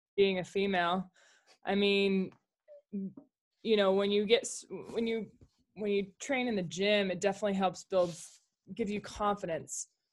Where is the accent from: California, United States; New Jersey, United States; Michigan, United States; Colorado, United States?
Colorado, United States; moved away as an adult; also born or lived in Jackson, Wyoming; I grew up in Colorado, um, and, uh, moved to Jackson, Wyoming